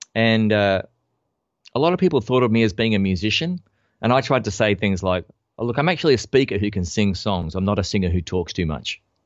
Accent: Australia; I'm an Australian bass player.

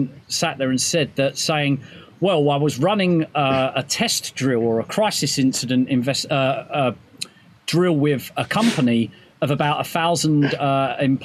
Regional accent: United Kingdom; We're all British

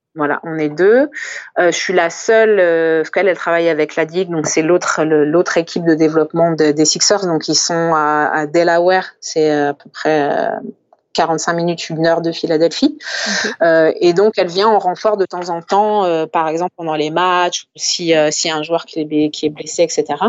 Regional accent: France; je suis française

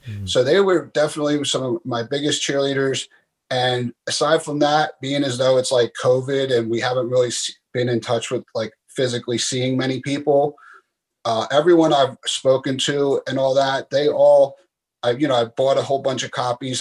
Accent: Philadelphia, Pennsylvania, United States; moved away as an adult; growing up in Philadelphia

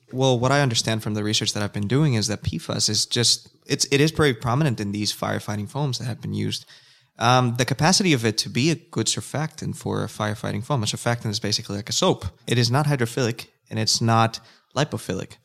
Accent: Nicaragua; first language Spanish; English is a second language; now in Australia; I am from a country called Nicaragua

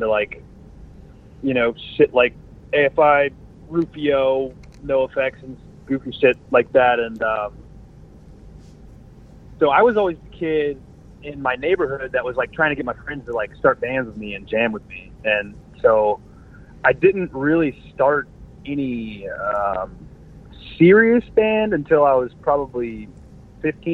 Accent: Jacksonville, Florida, United States; We're from Jacksonville.

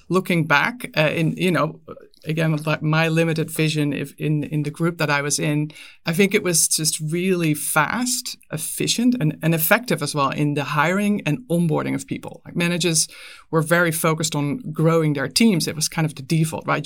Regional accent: Netherlands; moved away as an adult; now in United States; I was, I was born and raised in the Netherlands, but I, I moved, uh, to the U S pretty early in my career.

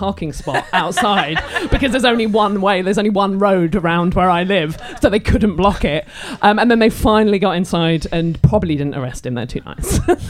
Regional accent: Isle of Wight, South East England, United Kingdom; Cops on the Isle of Wight, where I'm from as well

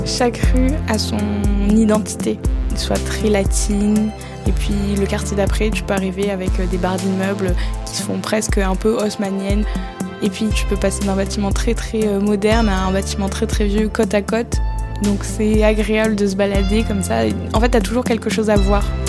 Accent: France

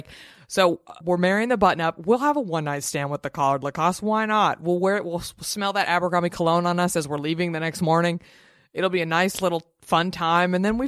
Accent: Dallas, Texas, United States; born or raised there

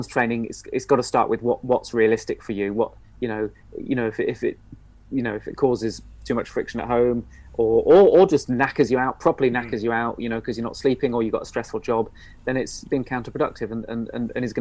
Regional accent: Stroud, South West England, United Kingdom; also born or lived in Nailsworth; I grew up in Stroud and Nailsworth in the Cotswolds

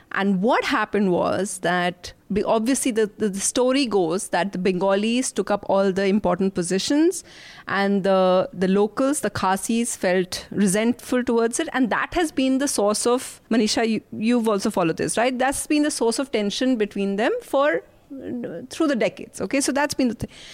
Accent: Shillong, Meghalaya, India; moved away; my Shillong of childhood

